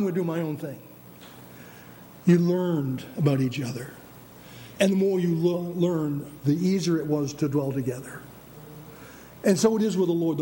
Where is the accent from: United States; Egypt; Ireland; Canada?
United States; we were Americans